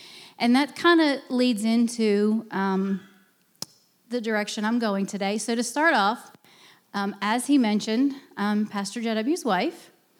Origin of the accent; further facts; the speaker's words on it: Pennsylvania, United States; moved away; I grew up in Pennsylvania. I am a northerner. I am proud of it.